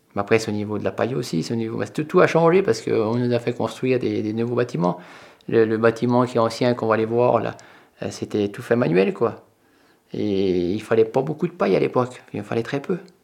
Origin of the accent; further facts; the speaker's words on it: Bourgogne-Franche-Comté, France; c'est chez nous, dans le Morvan